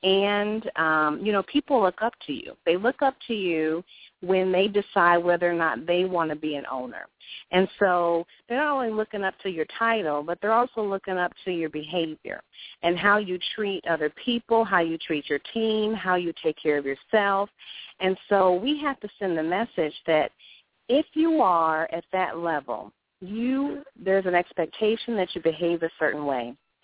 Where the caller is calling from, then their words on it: Durham, North Carolina, United States; I am from Durham, North Carolina.